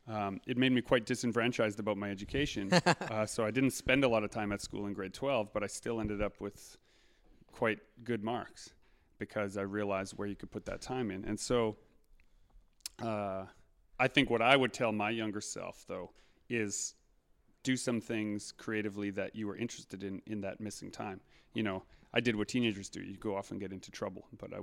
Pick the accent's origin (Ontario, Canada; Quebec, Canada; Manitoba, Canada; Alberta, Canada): Manitoba, Canada; Winnipeg; and I grew up here in Winnipeg, but I live just outside of the city.